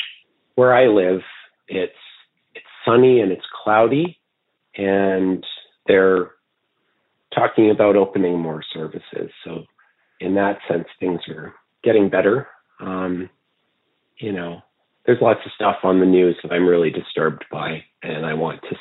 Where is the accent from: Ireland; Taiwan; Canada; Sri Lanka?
Canada; people would tell me they knew I was Canadian because I sounded like I was from Minnesota.